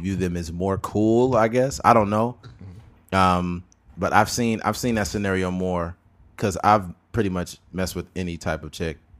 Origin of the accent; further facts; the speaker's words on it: California, United States; we're from California